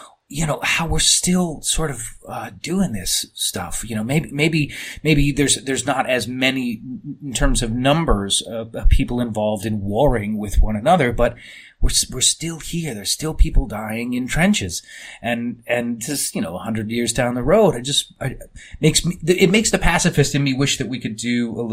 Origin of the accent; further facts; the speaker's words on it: United States; as an American